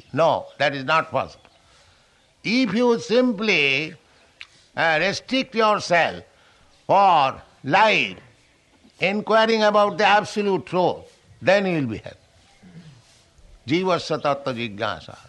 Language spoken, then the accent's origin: English; India; Our Indian youths